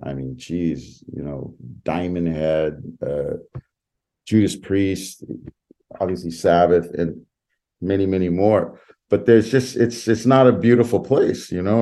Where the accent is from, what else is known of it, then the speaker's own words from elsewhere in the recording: West Side, California, United States; I grew up on the West Side